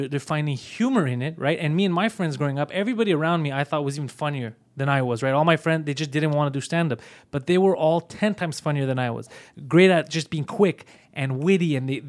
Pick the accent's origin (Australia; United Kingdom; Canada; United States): Canada; Montreal, Quebec; Yeah, I was born in Montreal in a very strong subculture.